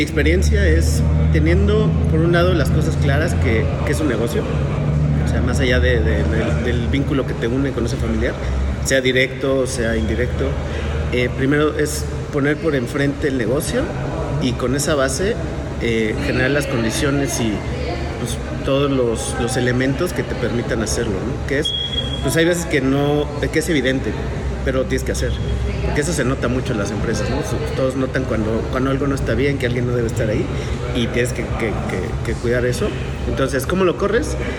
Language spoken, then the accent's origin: Spanish; Mexico City, Mexico; moved away as an adult; now in Querétaro, Mexico; vengo de la Ciudad de México, nací allá, pero ya queretano adoptado como muchos de nosotros. Ya llevo aquí, no sé, creo que 16 años aquí en Querétaro